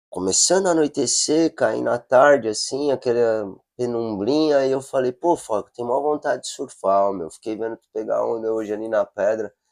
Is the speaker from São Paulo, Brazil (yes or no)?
yes; São Paulo, Brazil; eu sou de São Paulo, ah. né? Natural de São Paulo